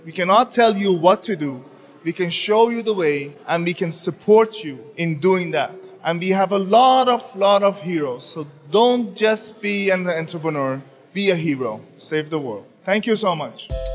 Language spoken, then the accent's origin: English; Denmark; I come from Denmark